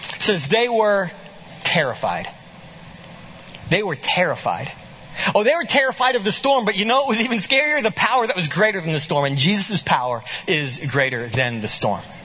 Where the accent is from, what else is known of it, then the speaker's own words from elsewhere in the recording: Muskogee, Oklahoma, United States; moved away; I grew up in a little town, uh, uh, called Muskogee, Oklahoma